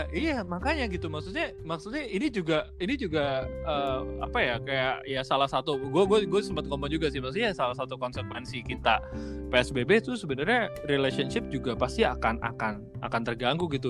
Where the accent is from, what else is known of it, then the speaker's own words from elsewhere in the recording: Jakarta, Indonesia; Gua gua gua mewakili kota gue aja orang-orang Jakarta mungkin banyak yang bandel.